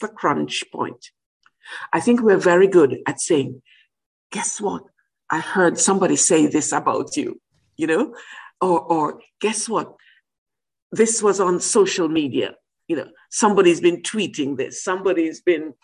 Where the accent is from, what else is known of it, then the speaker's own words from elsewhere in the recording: Jamaica; now in United Kingdom; I come from Jamaica